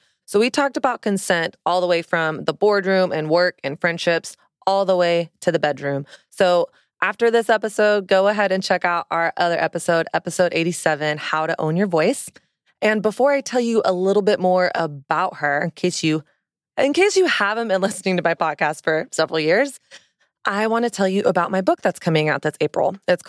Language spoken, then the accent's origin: English; Southern United States, United States; now in New York City, United States; It's all about my journey of growing up in Southern Christian culture, learning a set of rules and shame-based narratives about sex and desire and my body and dating, and really not questioning that until I moved to New York City.